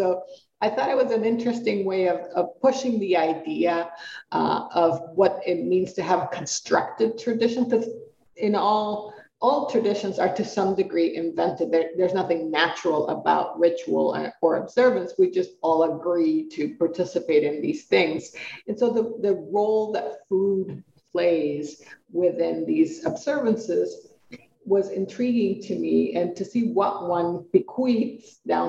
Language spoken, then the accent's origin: English; Puerto Rico; first language Spanish; English is a second language; now in Colorado, United States; because I'm Puerto Rican, I'm a migrant. And I moved from Puerto Rico to the United States, but Puerto Rico is a territory of the United States. But I grew up speaking Spanish. I grew up in a tropical climate.